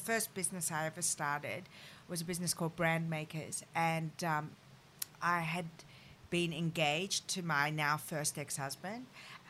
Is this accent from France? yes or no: yes; France; born there; the reason I moved to Paris is that I was born in France, and it had always been a dream of mine to go to Paris and go to the Sorbonne to study French.